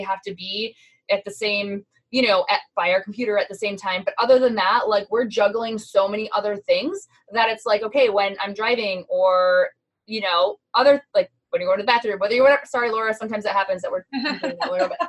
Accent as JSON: {"language": "English", "region": "Midwest", "country": "United States", "said": "because we are from the Midwest. We automatically talk relatively quickly"}